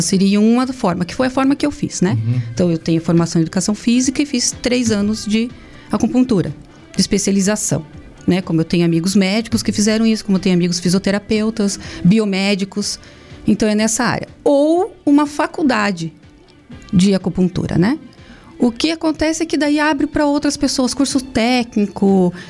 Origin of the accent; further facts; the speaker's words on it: Curitiba, Paraná, Brazil; moved away; eu sou de Curitiba, mas a família do meu pai é daqui